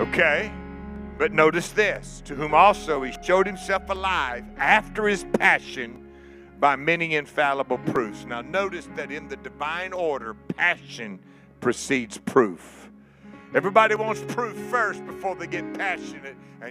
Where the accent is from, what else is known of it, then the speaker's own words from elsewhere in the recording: Lake Charles, Louisiana, United States; my hometown of Lake Charles, Louisiana